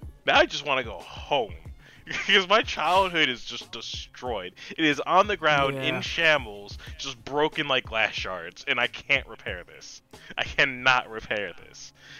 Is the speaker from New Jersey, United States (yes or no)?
yes; New Jersey, United States; now in Maryland, United States; I'm originally from Jersey. I've lived in Jersey from 92 to 06.